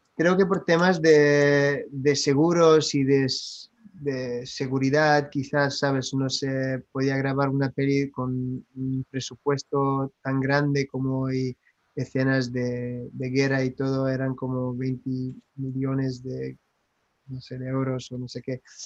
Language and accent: Spanish; France; Spanish is a second language; moved away; also born or lived in United States; lo hablo, soy francés, pero he vivido en los Estados Unidos